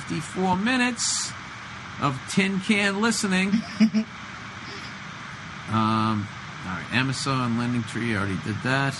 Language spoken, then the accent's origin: English; United States; I'm from the States